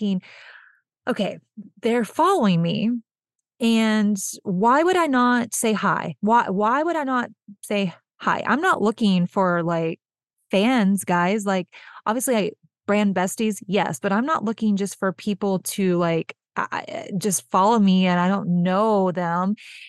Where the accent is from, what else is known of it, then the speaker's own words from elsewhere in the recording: Texas, United States; I'm originally from Texas. I grew up here. I've lived in a few different places, but I'm Texas born and raised.